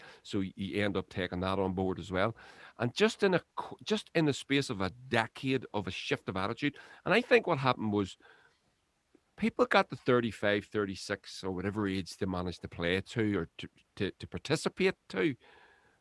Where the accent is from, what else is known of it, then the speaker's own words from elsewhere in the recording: Lurgan, Northern Ireland, United Kingdom; I was raised here in North Lurgan